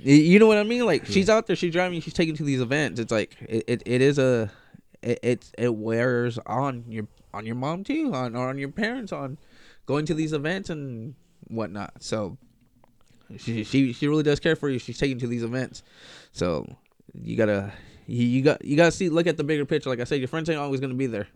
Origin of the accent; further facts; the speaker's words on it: Lamont, California, United States; also born or lived in east side (Bakersfield area); I grew up in Lamont. I was born and raised in Lamont. Left uh, in like third grade, moved to the east side